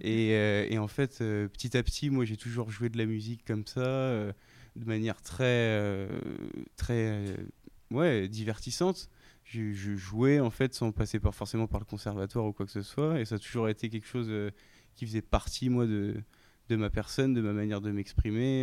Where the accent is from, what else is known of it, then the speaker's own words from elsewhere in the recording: Reims, Grand Est, France; celle de Reims, euh, là où j'ai grandi